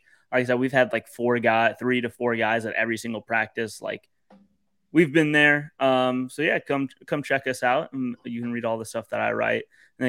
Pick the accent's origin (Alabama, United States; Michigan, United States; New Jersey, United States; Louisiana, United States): Louisiana, United States; Baton Rouge; also born or lived in Buffalo, New York; I was born and raised in Baton Rouge. I live in Central now, and I spent a couple years in Buffalo, New York.